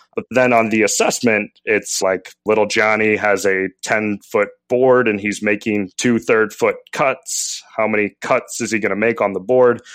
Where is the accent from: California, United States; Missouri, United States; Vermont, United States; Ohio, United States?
Missouri, United States; St. Louis; I'm from Saint Louis